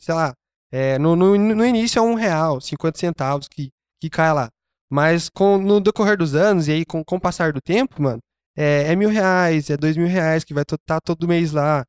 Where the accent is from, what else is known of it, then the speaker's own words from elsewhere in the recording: Brazil; como brasileiro mesmo, eu sou. Eu, eu amo ser brasileiro